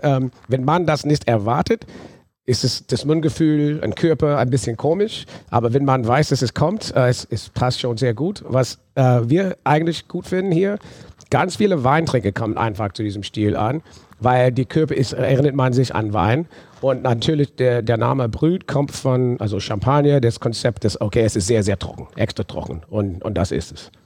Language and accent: German; New Orleans, Louisiana, United States; German is a second language; moved away as an adult; now in Germany; ich bin in New Orleans aufgewachsen, habe aber deutsche Wurzeln